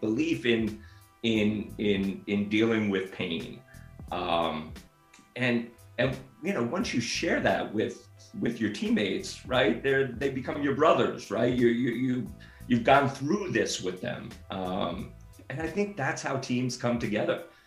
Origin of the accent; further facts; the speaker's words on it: Northeast, United States; moved away as an adult; also born or lived in Japan; now in Los Angeles, United States; I grew up on the Northeast